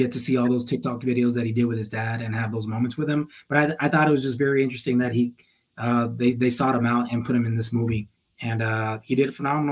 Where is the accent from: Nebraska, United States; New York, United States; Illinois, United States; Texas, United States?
Texas, United States; El Paso; moved away; also born or lived in Tempe, Arizona; where we grew up as in El Paso, it was mainly Hispanics.